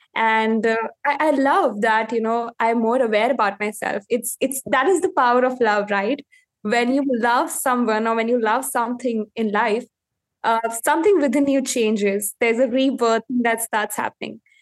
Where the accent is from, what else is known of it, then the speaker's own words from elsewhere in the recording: India; I am from India